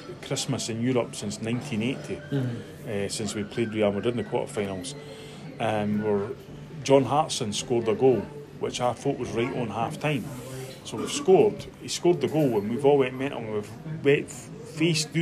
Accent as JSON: {"language": "English", "town": "Edinburgh", "region": "Scotland", "country": "United Kingdom", "tie": "born or raised there", "said": "we were brought up in this area"}